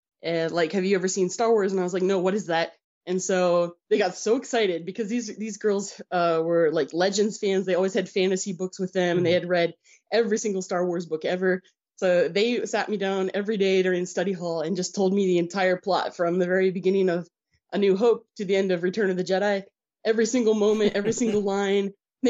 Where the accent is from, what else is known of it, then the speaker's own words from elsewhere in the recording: United States; I was born in America, so that's why I don't have a Ukrainian accent. My accent is reserved for when I speak in Ukrainian and Russian. I was born in America.